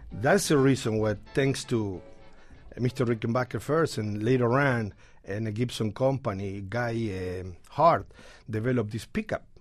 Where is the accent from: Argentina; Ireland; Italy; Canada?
Argentina; English is a second language; now in New York City, United States; I'm from Argentina